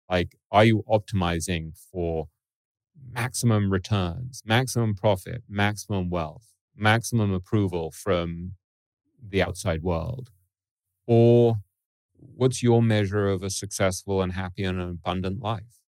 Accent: Boca Raton, Florida, United States; I grew up in Boca Raton.

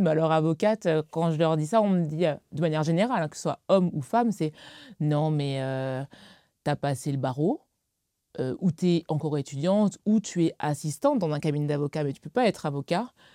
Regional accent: Alsace, Grand Est, France; j'ai grandi en Alsace

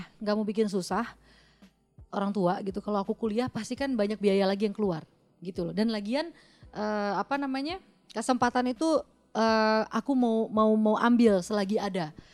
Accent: West Java, Indonesia; moved away as an adult; also born or lived in Pekanbaru; now in Jakarta, Indonesia; saya kebetulan orang Sunda

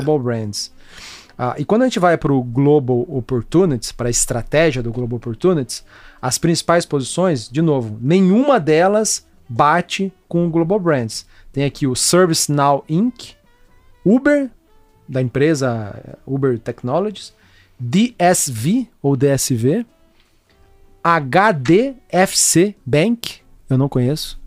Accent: Brazil; somos brasileiros

